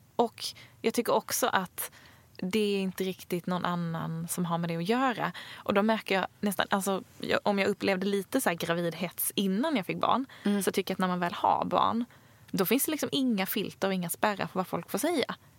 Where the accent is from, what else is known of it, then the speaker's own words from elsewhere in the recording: Sweden; also born or lived in Stockholm; vi svenskar